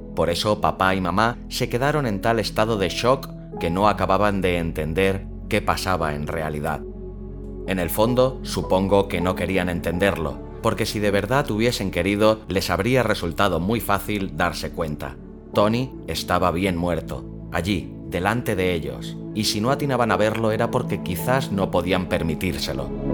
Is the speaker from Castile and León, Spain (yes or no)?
no; Catalonia, Spain; soy catalán